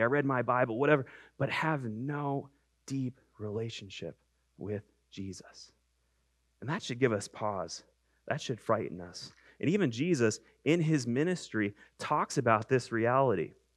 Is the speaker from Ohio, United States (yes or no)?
yes; Cleveland, Ohio, United States; I'm from Cleveland